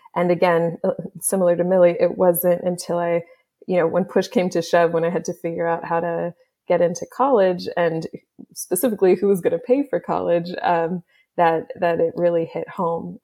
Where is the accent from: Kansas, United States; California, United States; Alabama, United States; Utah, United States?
Kansas, United States; Kansas City; moved away; also born or lived in Olathe / Overland Park / Canada / Haiti; my family is from Canada and uh, originally from Haiti. I grew up in Kansas City